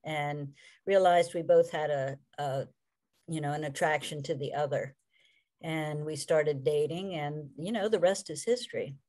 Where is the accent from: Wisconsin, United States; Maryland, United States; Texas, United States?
Maryland, United States; Columbia; also born or lived in Fredericksburg, Virginia / Clarksville, Maryland / Hagerstown, Maryland; I grew up, uh, you know, near Columbia, Maryland